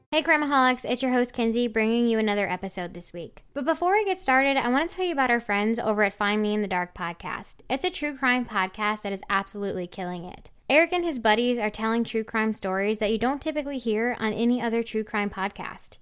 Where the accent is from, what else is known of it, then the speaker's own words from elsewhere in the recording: Illinois, United States; my hometown in Illinois